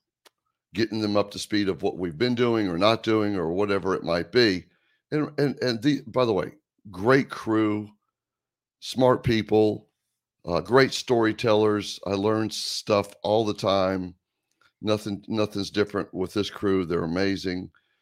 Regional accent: Greensboro, North Carolina, United States; I grew up in Greensboro, North Carolina.

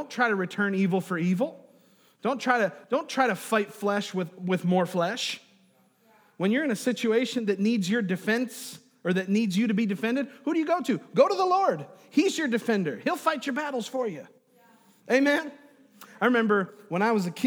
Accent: New York, United States; moved away; I'm from New York, is I went to school with a guy named Chris Saratori.

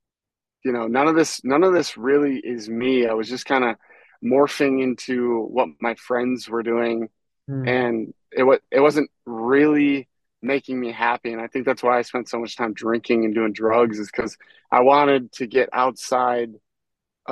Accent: Michigan, United States; I'd spend every day after school looking for snakes and turtles in my hometown in Michigan

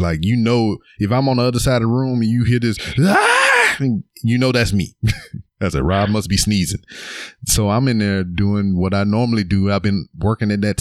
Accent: Louisiana, United States; also born or lived in Missouri; I'm from Louisiana

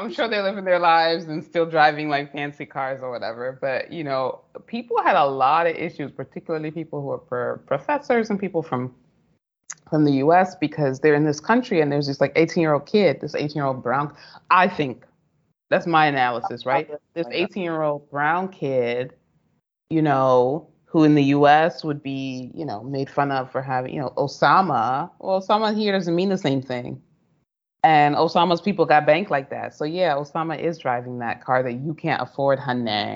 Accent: United States; moved away as an adult; also born or lived in United Arab Emirates; I, as a Black American

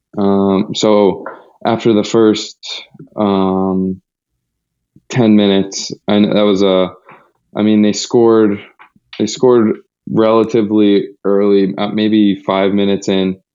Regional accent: United States

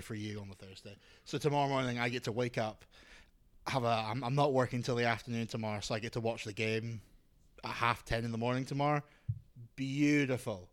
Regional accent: Scotland, United Kingdom; moved away as an adult; now in Australia; I'm from Scotland

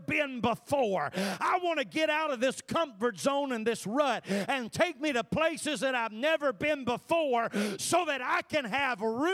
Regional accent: Thorn, Mississippi, United States; moved away as an adult; also born or lived in Tennessee / Illinois; I'm from Mississippi. Thorn's my home. Grew up there.

